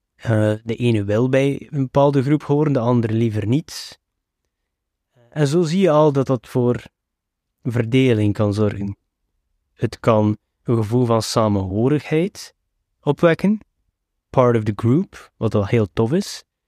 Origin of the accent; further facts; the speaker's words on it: Flanders, Belgium; ik ben geboren en getogen in België, maar ik hoor hier toch niet thuis